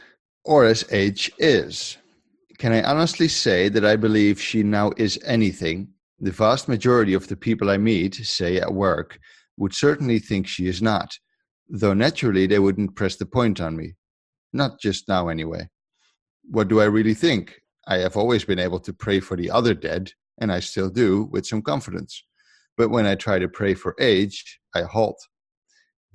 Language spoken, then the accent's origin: English; Netherlands